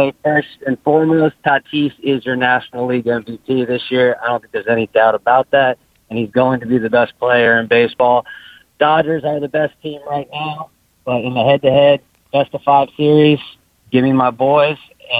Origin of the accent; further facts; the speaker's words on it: San Diego, California, United States; now in Ventura, United States; I am living in Ventura, but I'm from San Diego, so you got a Padres fan here